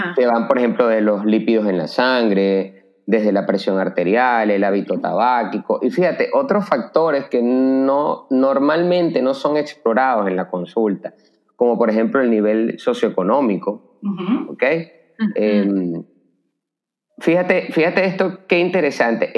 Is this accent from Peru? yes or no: no; Caracas, Capital District, Venezuela; moved away as an adult; now in Santo Domingo, Dominican Republic; yo soy venezolano, eh, nacido en la ciudad de Caracas, y llevo viviendo en Santo Domingo desde hace tres años